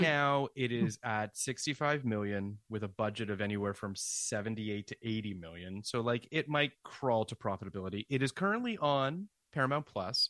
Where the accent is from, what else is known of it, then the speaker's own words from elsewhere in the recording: Canada; I'm from Canada and it's just every Canadian show that I grew up